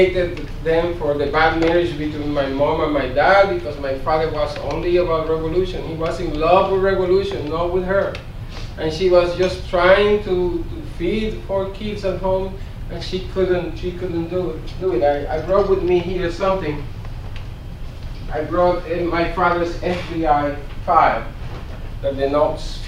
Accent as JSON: {"language": "English", "country": "Puerto Rico", "tie": "born or raised there", "also_born_or_lived": "Mississippi", "moved": "as an adult", "lives_now": "United States", "said": "I grew up in Puerto Rico in the 1960s"}